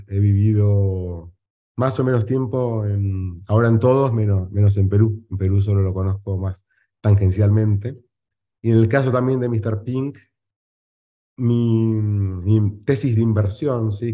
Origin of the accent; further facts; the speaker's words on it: Argentina; moved away as an adult; also born or lived in Chile / Colombia / United States; now in Uruguay; ahora vivo en Uruguay, soy argentino, he vivido en Chile, he vivido un tiempo corto en Colombia